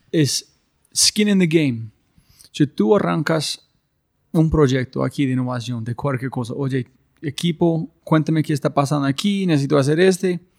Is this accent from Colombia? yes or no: yes; Colombia; Spanish is a second language; hay unas cosas que tenemos como colombianos que son imposible ver a veces